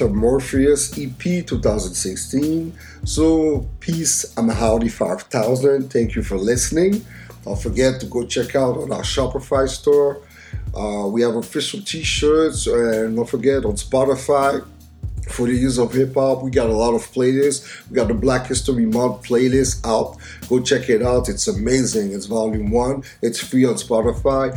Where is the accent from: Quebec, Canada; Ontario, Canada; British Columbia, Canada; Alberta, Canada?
Quebec, Canada; Montreal; my hometown of Montreal